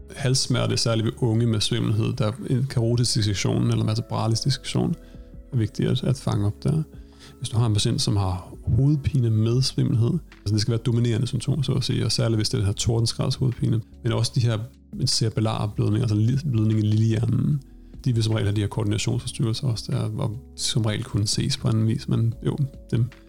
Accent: Denmark; moved away as an adult; now in Stockholm, Sweden

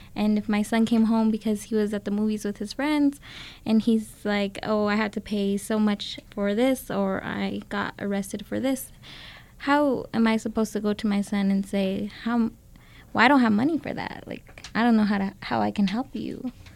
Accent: Las Vegas, New Mexico, United States; moved away as an adult; now in Albuquerque, United States; I grew up in Las Vegas, New Mexico

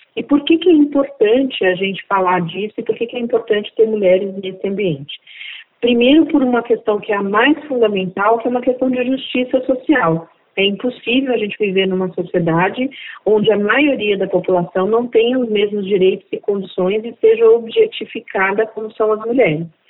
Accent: Diadema, São Paulo, Brazil; also born or lived in Northeast Brazil; eu sou nordestina, de origem negra, e fui criada na periferia de Diadema

